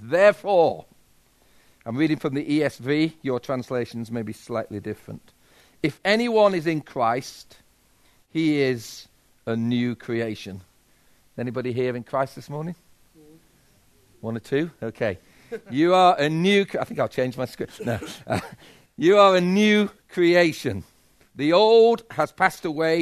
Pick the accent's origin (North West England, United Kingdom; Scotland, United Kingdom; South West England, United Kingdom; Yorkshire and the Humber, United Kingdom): Yorkshire and the Humber, United Kingdom; And I'm a Yorkshireman